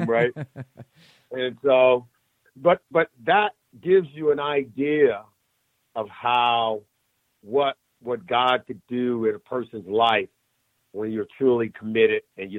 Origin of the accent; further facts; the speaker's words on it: Compton, California, United States; I grew up in Compton, California, in Los Angeles, in a neighborhood